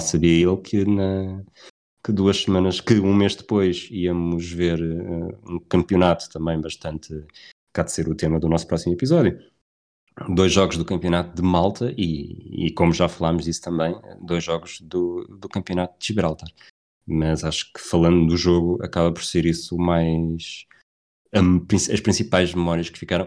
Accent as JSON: {"language": "Portuguese", "country": "Portugal", "said": "eu sou, sou português"}